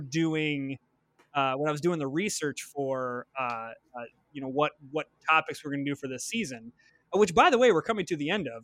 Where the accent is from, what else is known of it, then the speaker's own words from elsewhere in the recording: Flint, Michigan, United States; moved away as an adult; I grew up in Flint, Michigan. So I was born and raised there. I spent the first eighteen years of my life there.